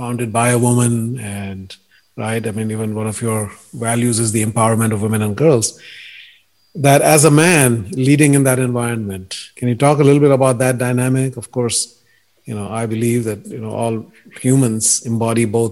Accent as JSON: {"language": "English", "country": "India", "tie": "born or raised there", "moved": "yes", "said": "when I was growing up in India"}